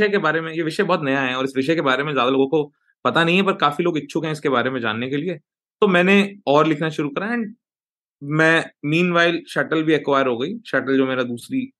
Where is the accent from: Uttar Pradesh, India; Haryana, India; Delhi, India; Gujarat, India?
Delhi, India; Rohini; मैं आ, दिल्ली के एक northern part of Delhi Rohini में पला बड़ा